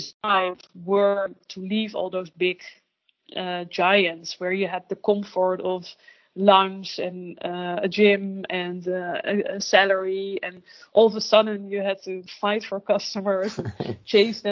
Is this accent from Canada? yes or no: no; Netherlands; first language Dutch; English is a second language; also born or lived in London, United Kingdom / Amsterdam, Netherlands; I really miss my mother tongue and like being able to make jokes in Dutch